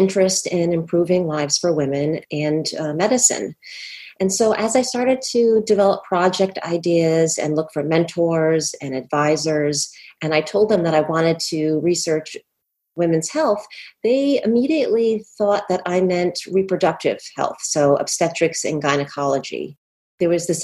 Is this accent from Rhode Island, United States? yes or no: yes; Rhode Island, United States; also born or lived in Boston; I was born and raised in Rhode Island